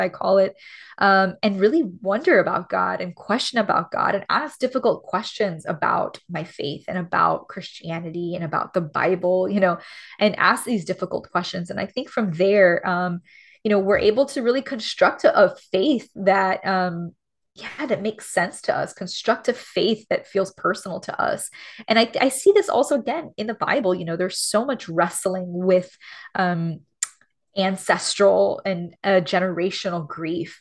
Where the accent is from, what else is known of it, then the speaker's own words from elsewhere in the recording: Miami, Florida, United States; moved away as an adult; also born or lived in Los Angeles; being born and raised in Miami where everyone's Cuban and everyone's like me